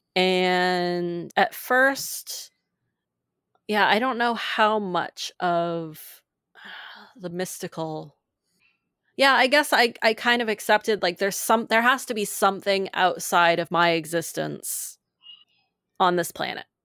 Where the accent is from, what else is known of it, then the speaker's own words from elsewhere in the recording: Maine, United States; I grew up in Maine